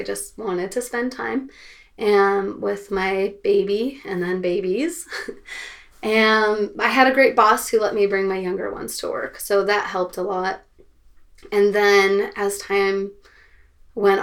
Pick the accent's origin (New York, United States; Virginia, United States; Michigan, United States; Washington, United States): Washington, United States; Seattle; I am from Seattle, and I grew up there